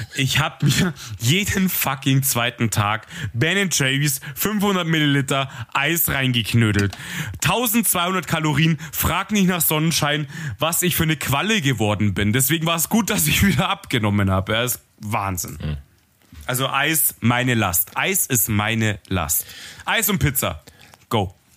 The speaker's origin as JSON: {"language": "German", "town": "Munich", "region": "Bavaria", "country": "Germany", "said": "ich bin Münchner Bub"}